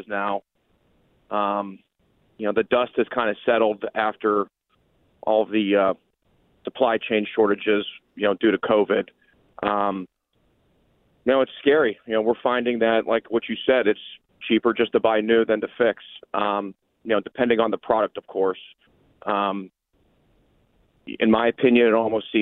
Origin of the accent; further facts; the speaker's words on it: Newton, Iowa, United States; I grew up in Newton, Iowa, which is where Maytag was manufactured up until about 2003